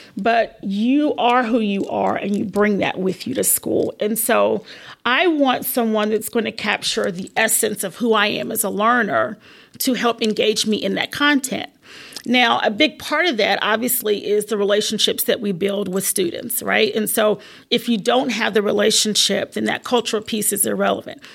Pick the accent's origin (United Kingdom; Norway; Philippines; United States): United States; South Carolina; also born or lived in Virginia; I was born in Virginia but lived in South Carolina, basically my whole life. Very rural area